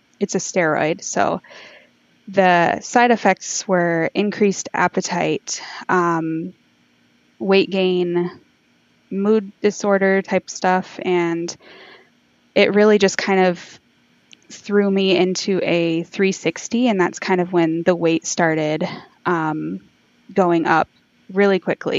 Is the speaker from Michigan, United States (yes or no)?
yes; Michigan, United States; I'm from Michigan, USA